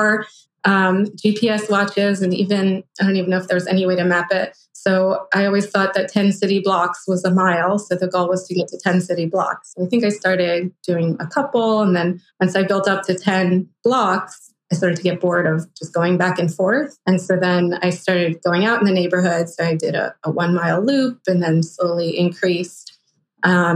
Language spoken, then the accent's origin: English; Philadelphia, Pennsylvania, United States; I went to a public high school where I grew up in Philadelphia